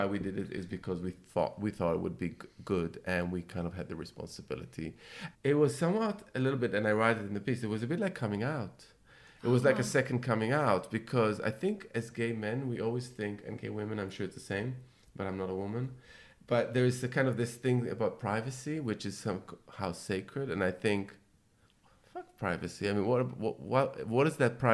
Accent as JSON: {"language": "English", "town": "Jerusalem", "region": "Jerusalem District", "country": "Israel", "tie": "born or raised there", "said": "growing up in Jerusalem"}